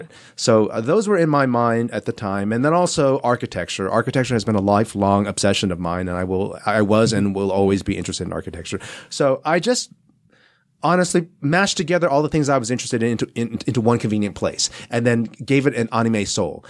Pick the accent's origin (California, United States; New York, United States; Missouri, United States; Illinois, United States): California, United States; Southern; also born or lived in Taiwan; I spent my childhood here in California, Southern California, went back east for s, uh, boarding school and, and, uh, college, and came back for law school and never left